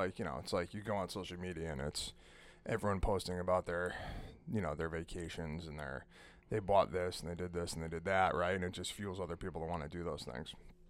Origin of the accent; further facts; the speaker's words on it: Manchester, United States; So I remember we used to, we grew up on Autumn Street in Manchester.